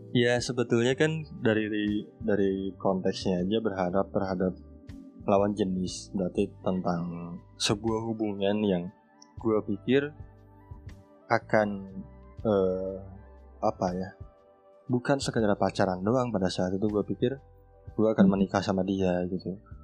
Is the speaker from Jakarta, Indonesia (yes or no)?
no; Sunda, West Java, Indonesia; also born or lived in Garut; gue dari Sunda